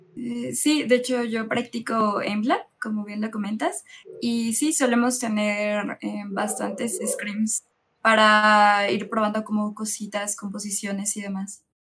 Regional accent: Mexico; yo soy la única chica del equipo que pertenece a México

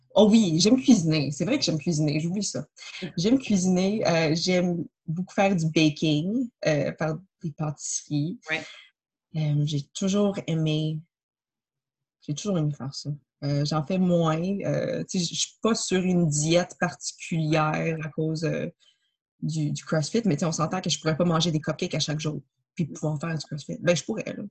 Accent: Montreal, Quebec, Canada; je suis née à Montréal

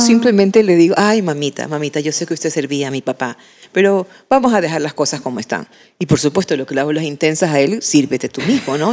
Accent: Machala, El Oro, Ecuador; en mi casa en Machala, de donde yo soy, con mis padres

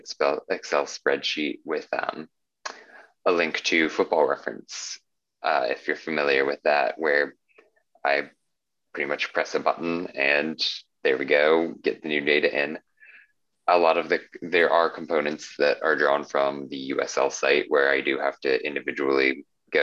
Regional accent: Indianapolis, Indiana, United States; moved away as an adult; also born or lived in Arizona; now in New York, United States; I was born and raised in Indiana in Indianapolis, grew up there until I was 18 years old

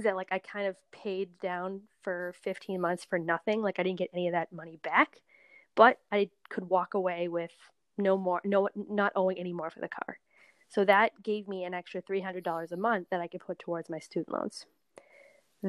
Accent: Massachusetts, United States; also born or lived in Colorado; now in California, United States; I'm from Massachusetts.

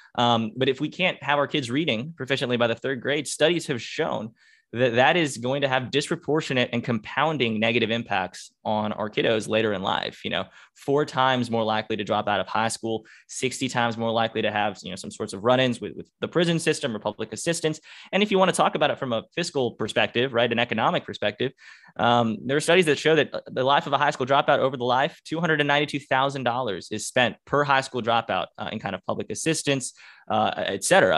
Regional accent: Duluth, Georgia, United States; also born or lived in Norcross, Georgia; I'm a lifelong Georgian. I'm a native Guynesian, you know, from Gwinnett County, which is, I guess, what we love to call ourselves. Um, and I grew up in Duluth

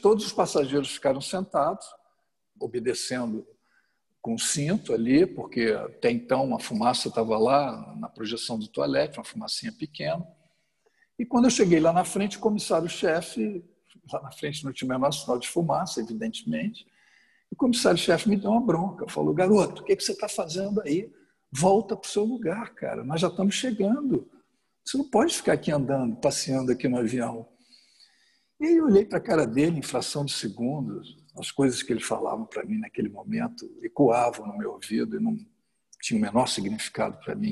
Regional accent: Rio de Janeiro, Brazil; sou carioca, passei a minha adolescência toda a vida de atleta, fui nadador do Flamengo, joguei basquete no Botafogo

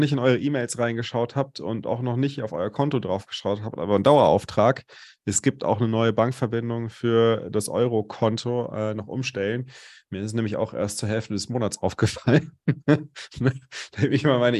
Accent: Cologne, North Rhine-Westphalia, Germany; now in Munich, Germany; meine Heimatstadt ist Köln.

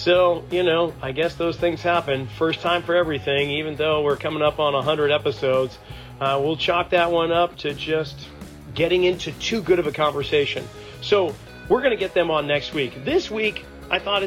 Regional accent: Reading, Massachusetts, United States; moved away; my hometown, Reading, Massachusetts, and not far away from where I grew up

